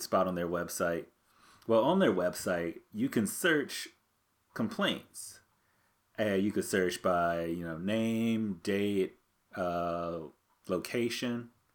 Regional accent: America's Roller Coast, Ohio, United States; we grew up on America's rock and roller coast

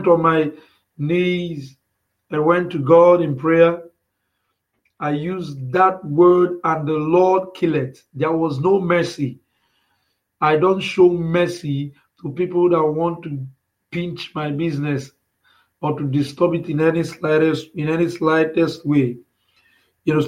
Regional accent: Nigeria; I came out from Nigeria. I was born in Nigeria

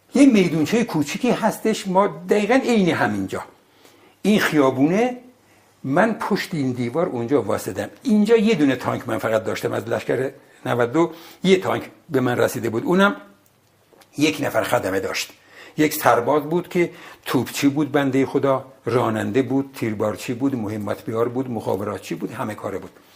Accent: Ardabil, Ardabil Province, Iran; moved away; من بچه اردبیلم

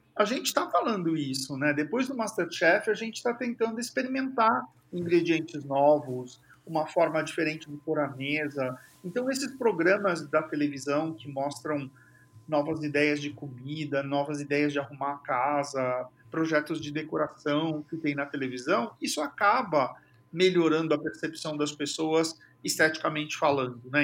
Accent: Tupã, São Paulo, Brazil; moved away as an adult; also born or lived in Presidente Prudente; Eu, eu cresci em Tupã, na realidade, que é bem interior de São Paulo

